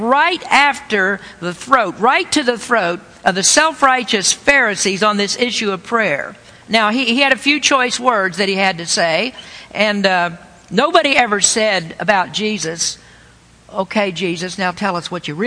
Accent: the Bible Belt, United States; I was raised in the Bible Belt.

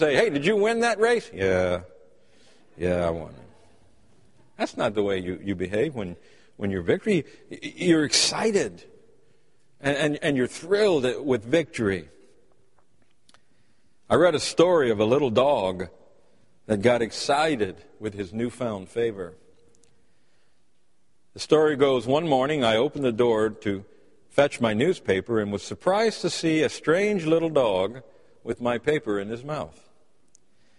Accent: United States; As American people

